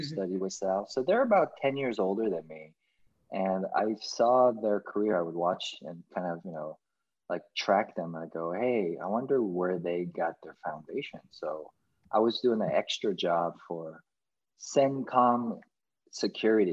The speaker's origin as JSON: {"language": "English", "country": "United States", "tie": "born or raised there", "said": "as an american kid you adopt and you you digest everything that is beautiful about being growing up in America"}